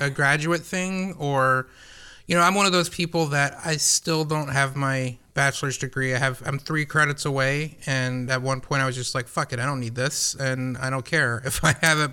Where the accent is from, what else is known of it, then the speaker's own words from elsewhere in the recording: Atlanta, Georgia, United States; I didn't grow up in a small town. I grew up in Atlanta